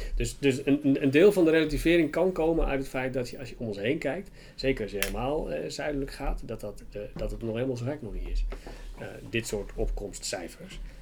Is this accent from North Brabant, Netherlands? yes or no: no; Waddinxveen, South Holland, Netherlands; also born or lived in Leiden; ik ben geboren en getogen in Warningsveen.